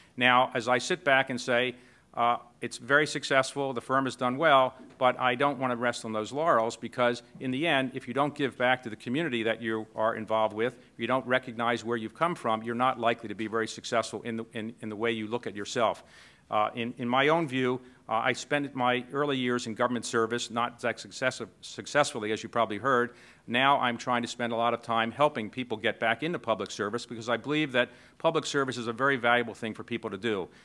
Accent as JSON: {"language": "English", "town": "Baltimore", "region": "Maryland", "country": "United States", "said": "I came from Baltimore. I grew up, uh, the son of a postal worker"}